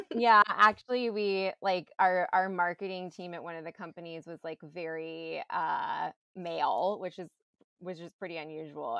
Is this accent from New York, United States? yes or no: yes; New York, United States; I grew up in New York. I went to performing arts high school